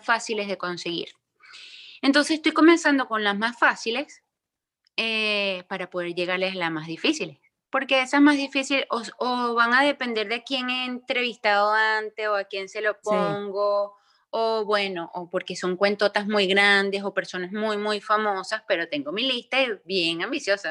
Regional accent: Venezuela; moved away; yo no vivo en Venezuela, yo soy venezolana, pero yo no vivo en Venezuela

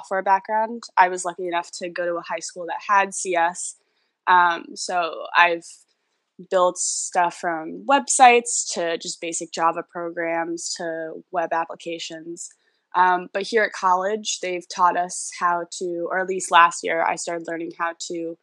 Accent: New York City, New York, United States; I've lived in New York City my entire life

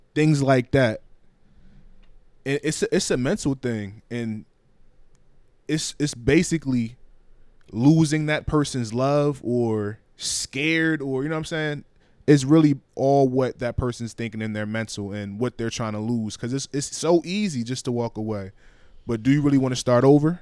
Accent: Liberia; moved away; my home country of Liberia

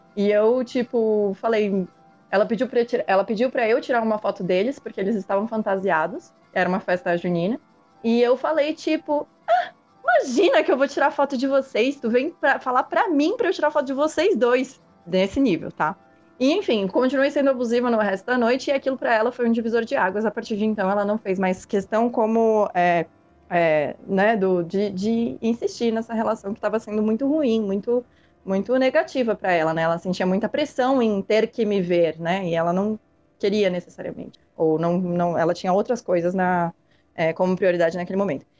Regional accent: Florianópolis, Santa Catarina, Brazil; moved away; quando eu ia para minha cidade natal, que é que era Florianópolis

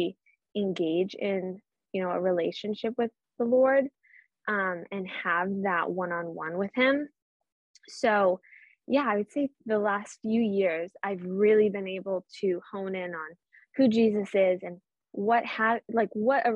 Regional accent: Boston, Massachusetts, United States; accent: Boston; I hope a little bit of my Boston accent comes through

